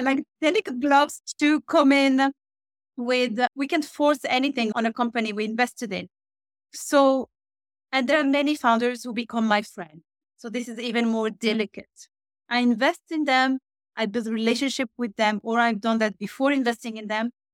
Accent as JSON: {"language": "English", "country": "Switzerland", "tie": "born or raised there", "also_born_or_lived": "Morocco", "moved": "as an adult", "lives_now": "Norway", "said": "I'm born in Morocco. I grew up in Switzerland, where I used to work in private banking and wealth management"}